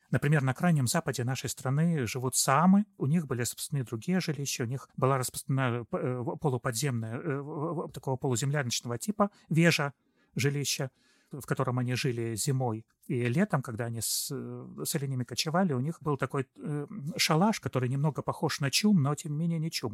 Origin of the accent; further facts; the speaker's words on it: southern Komi Republic, Russia; Я родился в Коме, правда. Я родился на юге республики Коми